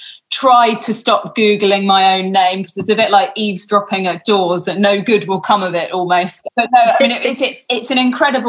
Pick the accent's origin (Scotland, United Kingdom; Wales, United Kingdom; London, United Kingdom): London, United Kingdom; moved away as an adult; now in Western Australia, Australia; I'm from London and all of my friends and family were still in lockdown in London